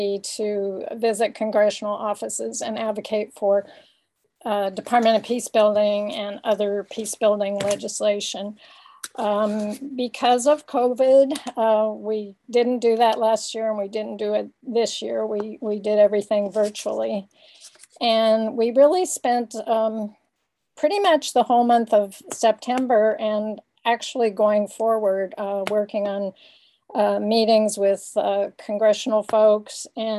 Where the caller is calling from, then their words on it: Berkeley, California, United States; I'm calling in from Ohlone Land, which also includes Berkeley, California.